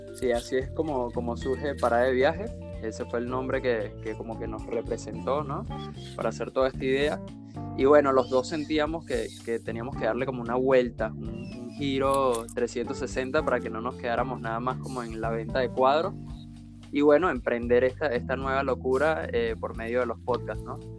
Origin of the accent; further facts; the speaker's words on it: Venezuela; now in Buenos Aires, Argentina; nosotros somos venezolanos. Eh, los dos estamos en, viviendo en Buenos Aires, en Argentina.